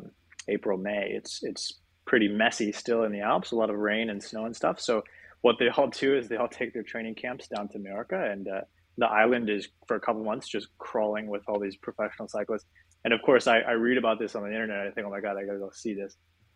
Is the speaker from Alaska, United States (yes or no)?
yes; Alaska, United States; also born or lived in Australia / New York / Colorado; I'm from Alaska originally, which is every time I tell that to people in Europe, they say, man, I've never met someone from Alaska before.